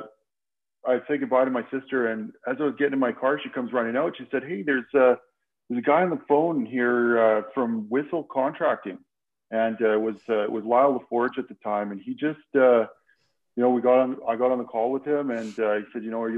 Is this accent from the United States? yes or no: no; Saskatchewan, Canada; moved away as an adult; now in Calgary, Canada; I grew up in a small town in Saskatchewan, and in 93, when I graduated